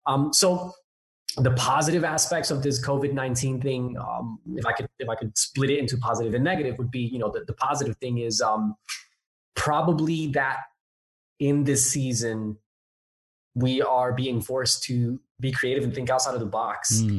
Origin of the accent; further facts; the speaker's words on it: Newark, New Jersey, United States; accent: a bit all over the place; also born or lived in Hawaii; I'm originally from Jersey. I'm a Jersey boy, born and raised in Newark, New Jersey, actually. And my accent is a little bit all over the place because even though I'm from Jersey, I lived in Hawaii for 4 years.